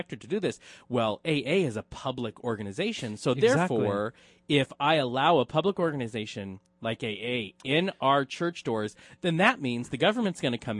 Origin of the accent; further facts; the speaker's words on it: Oklahoma, United States; it's my hometown